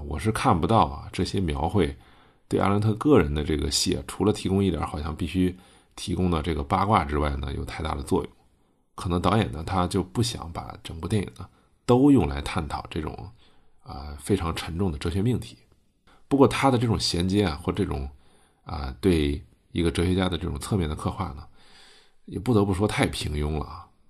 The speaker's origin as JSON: {"language": "Chinese", "country": "China", "said": "我们中国人"}